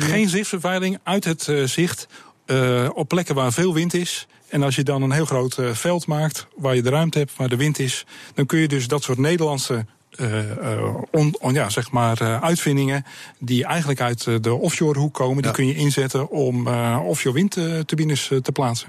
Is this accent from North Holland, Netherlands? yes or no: no; Sliedrecht, South Holland, Netherlands; Ik kom uit Sliedrecht, ik ben een baggeraar